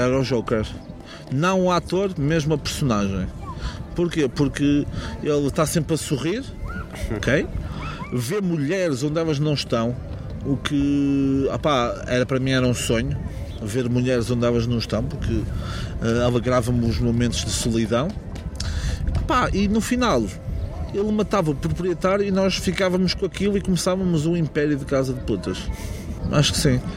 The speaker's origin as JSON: {"language": "Portuguese", "country": "Portugal", "said": "meu país. Porque Portugal é um país"}